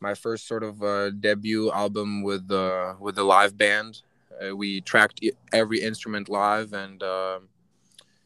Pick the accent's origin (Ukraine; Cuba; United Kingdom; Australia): Ukraine; West Ukraine; moved away as an adult; also born or lived in Rochester, New York; now in United States; I was born and raised in Ukraine, in West Ukraine, and I came here to the States when I was 18 years old